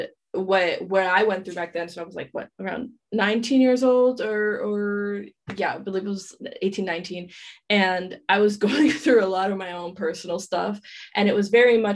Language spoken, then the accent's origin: English; New York City, New York, United States; moved away as an adult; now in Paris, France; I'm originally from Queens, New York. So, you know, before college, I was just, you know, I went to high school and then I came back home